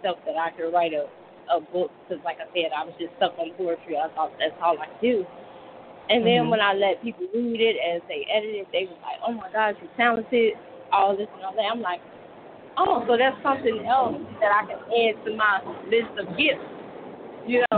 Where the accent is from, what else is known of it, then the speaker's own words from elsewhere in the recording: Chicago, Illinois, United States; I'm from Chicago